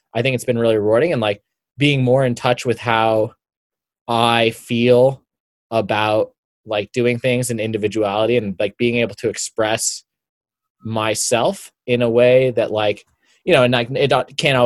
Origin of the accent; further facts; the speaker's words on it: Boulder, Colorado, United States; I grew up in Boulder. I went to college here.